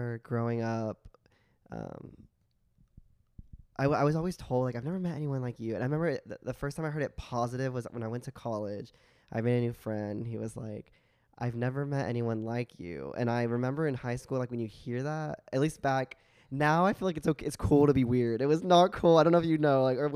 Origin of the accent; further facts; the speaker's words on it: Joshua, Texas, United States; also born or lived in Arkansas; now in Austin, United States; I grew up in Joshua, Texas